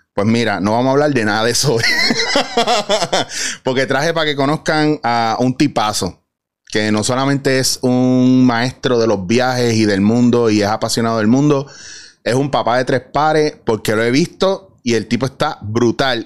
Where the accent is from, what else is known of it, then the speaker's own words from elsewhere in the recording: Puerto Rico; como puertorriqueños que somos